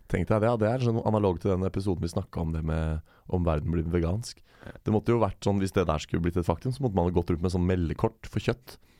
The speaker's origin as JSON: {"language": "Norwegian", "country": "Norway", "said": "jeg kommer fra Norge"}